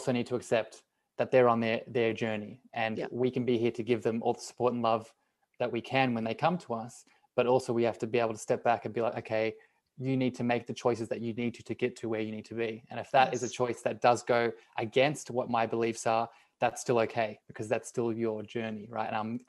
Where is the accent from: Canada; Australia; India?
Australia; being Australian and being and living here